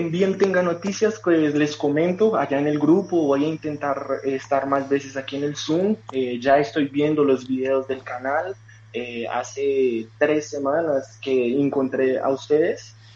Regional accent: Colombia; Pero, pero soy colombiano. Vale. Soy colombiano.

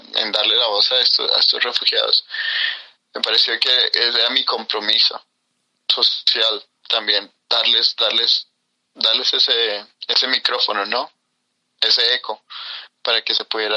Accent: Colombia; moved away; de Colombia

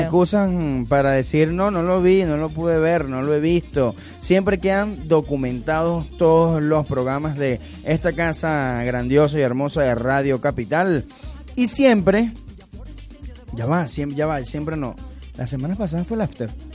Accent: Venezuela; como el buen venezolano que somos

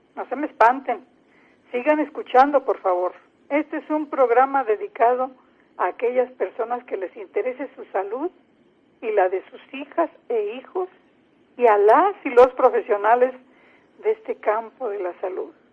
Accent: Mexico; also born or lived in San Luis Potosí, Mexico; En mi país, cerca del 90% de quienes tenemos esta profesión somos mujeres.

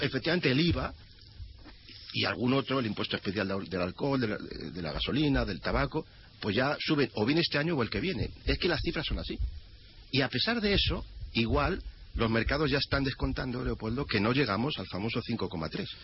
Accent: Spain; somos españoles, nos gusta nuestra patria

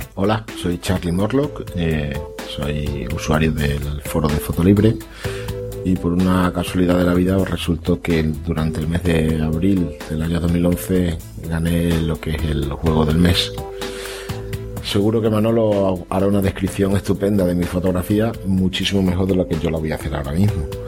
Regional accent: Extremadura, Spain; yo soy extremeño

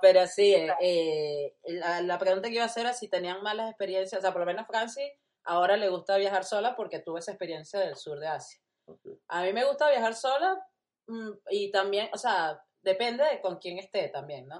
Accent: Venezuela; moved away as an adult; now in Uruguay; yo tengo tres años eh, en Uruguay, pero soy venezolana

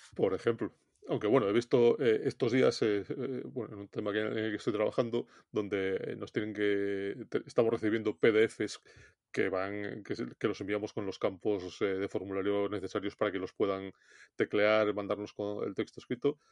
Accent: Galicia, Spain; como buen gallego

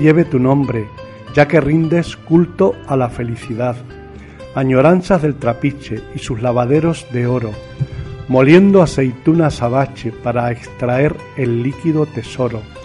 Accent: La Serena, Coquimbo, Chile; now in Spain; es de mi pueblo, de la provincia de Coquimbo, en La Serena, Chile.

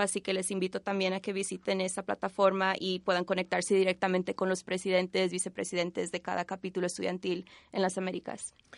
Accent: Bolivia; now in Washington, D.C., United States; originalmente de Bolivia, pero vivo en Washington, D.C.

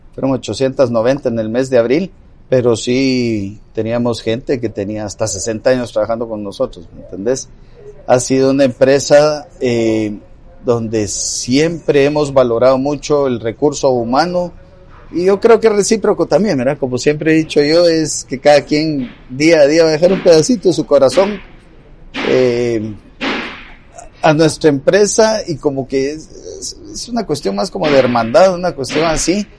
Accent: Guatemala

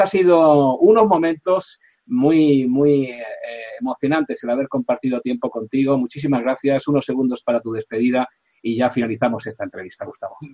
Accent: Spain; aquí en España

